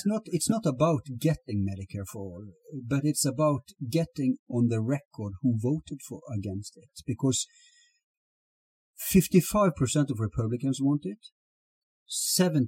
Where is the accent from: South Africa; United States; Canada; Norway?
Norway; Here in Norway